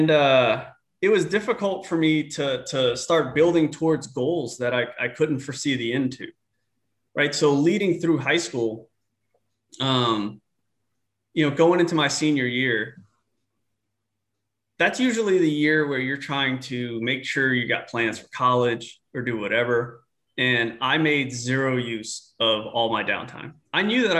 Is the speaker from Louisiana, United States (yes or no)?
yes; New Orleans, Louisiana, United States; moved away; I grew up in New Orleans, Louisiana